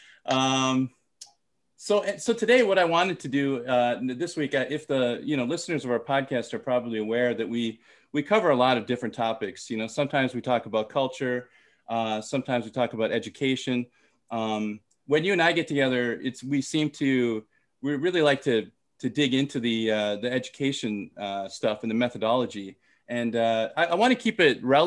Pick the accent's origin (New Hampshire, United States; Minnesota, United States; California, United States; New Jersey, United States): Minnesota, United States; also born or lived in Thailand; I'm from Minnesota